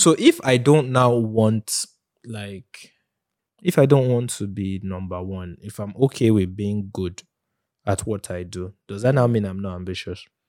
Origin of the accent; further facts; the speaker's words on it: Nigeria; as a Nigerian